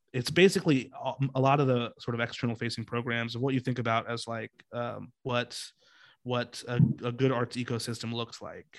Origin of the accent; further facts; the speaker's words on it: Seattle, Washington, United States; I grew up here in Seattle